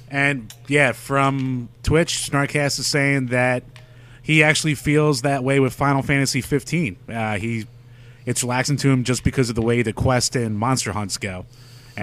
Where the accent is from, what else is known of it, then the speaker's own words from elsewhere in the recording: United States; we grew up in America